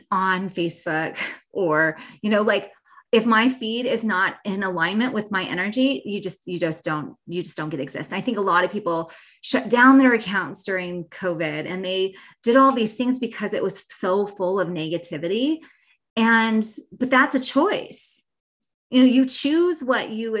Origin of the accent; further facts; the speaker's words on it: Bozeman, Montana, United States; my hometown of Bozeman, Montana